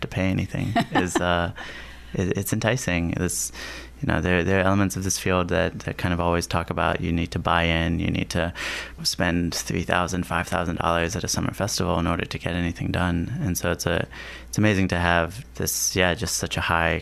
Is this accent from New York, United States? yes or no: no; Washington, District of Columbia, United States; I grew up in Washington, D.C., so I generally heard these stories through my mom